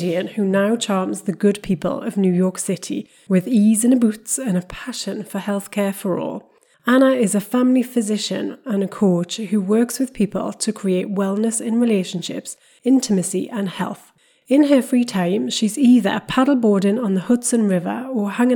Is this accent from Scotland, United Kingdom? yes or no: no; Newcastle, North East England, United Kingdom; now in Jersey; I'm a Geordie, hence the title, who lives in Jersey and not New Jersey